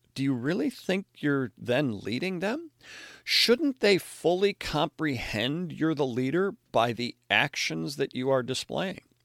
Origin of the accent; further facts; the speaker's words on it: Chicago, Illinois, United States; as a Chicago Bears fan growing up in the Chicago area